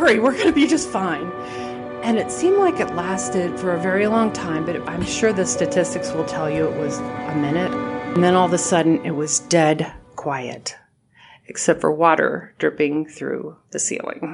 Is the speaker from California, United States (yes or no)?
yes; California, United States; moved away; I grew up in California